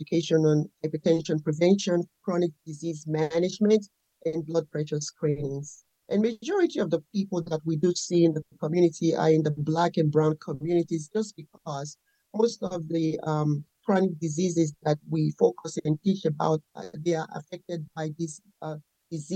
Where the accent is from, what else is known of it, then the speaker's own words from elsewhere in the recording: Nigeria; moved away as an adult; now in United States; I was raised and born in Nigeria